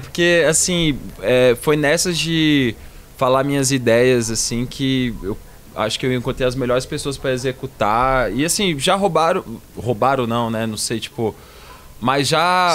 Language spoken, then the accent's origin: Portuguese; Brasília, Federal District, Brazil; moved away as an adult; also born or lived in Rio de Janeiro / São Paulo; vamos voltar para Brasília